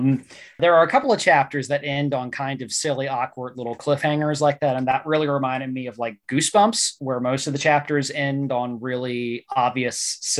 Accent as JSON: {"language": "English", "region": "West Virginia", "country": "United States", "tie": "born or raised there", "said": "my home state, West Virginia."}